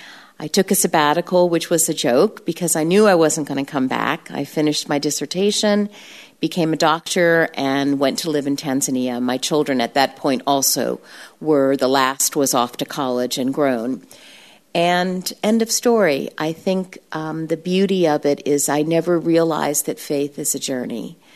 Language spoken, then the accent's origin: English; Brazil; My mom is retired now. She was a missionary overseas. I grew up in Brazil.